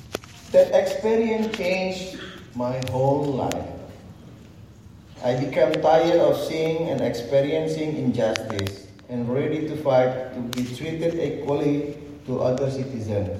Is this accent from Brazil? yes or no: no; Indonesia; born or raised there